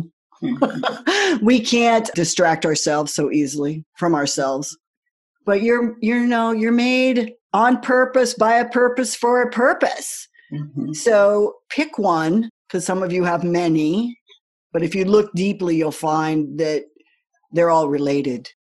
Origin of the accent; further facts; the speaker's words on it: United States; I grew up in the United States